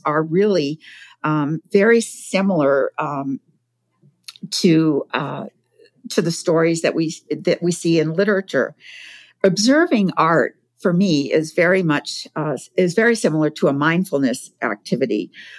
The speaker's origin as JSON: {"language": "English", "town": "Provincetown", "region": "Massachusetts", "country": "United States", "tie": "born or raised there", "said": "I grew up in Provincetown, Massachusetts"}